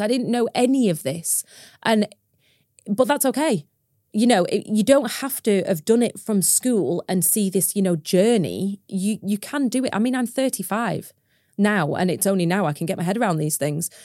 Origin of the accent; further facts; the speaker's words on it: Preston, North West England, United Kingdom; moved away as an adult; now in Cumbria, United Kingdom; I'm from Preston originally. I'm not from a farming background. I'm from a city. I went to a huge school.